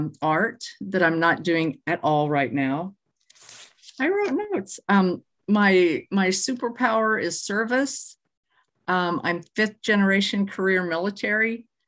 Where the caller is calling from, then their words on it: North Little Rock, Arkansas, United States; North Little Rock, Arkansas, which is a separate city from the capital.